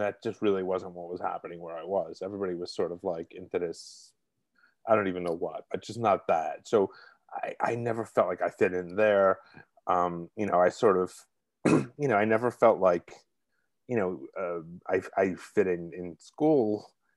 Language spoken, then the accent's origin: English; New York City, New York, United States; accent: Brooklyn; moved away; I'm originally from Brooklyn, if you can't tell by the accent